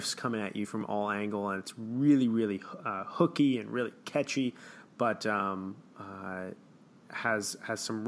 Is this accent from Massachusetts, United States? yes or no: no; Chicago, Illinois, United States; my hometown